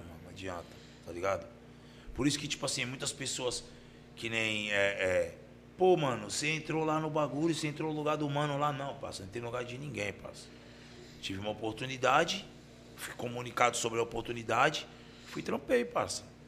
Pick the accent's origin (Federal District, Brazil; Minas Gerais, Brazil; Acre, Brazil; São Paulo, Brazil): São Paulo, Brazil; Baixada Santista; eu sou da Baixada